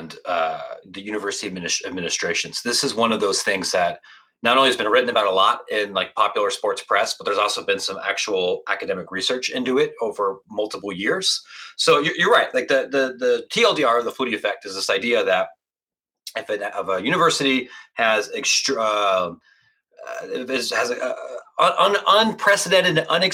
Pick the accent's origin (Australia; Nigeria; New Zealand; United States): United States; Licking County, Ohio; moved away as an adult; also born or lived in Washington, D.C. / Columbus, Ohio; now in Chicago, United States; I grew up in Licking County, Pataskala, Granville, Newark, Ohio